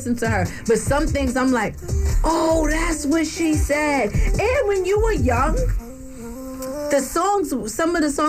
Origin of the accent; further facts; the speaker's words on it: New York City, New York, United States; I'm from the Bronx.